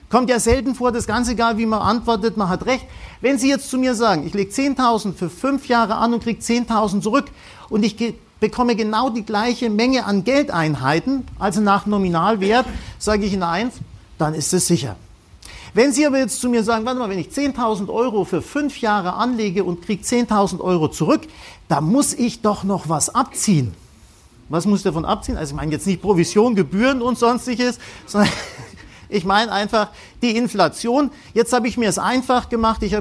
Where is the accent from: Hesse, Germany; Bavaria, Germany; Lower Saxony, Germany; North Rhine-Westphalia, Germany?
Bavaria, Germany; Wir kommen aus Franken, der Herr Merkel und ich, wir sind da romantisch veranlagt